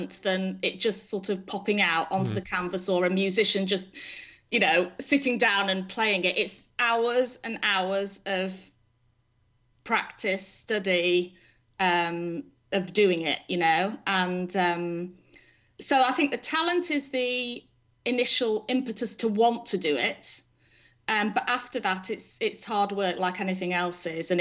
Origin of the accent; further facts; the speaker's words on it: England, United Kingdom; moved away as an adult; now in Stillwater, United States; So I was born in England and married my husband there, raised our children there up until 2006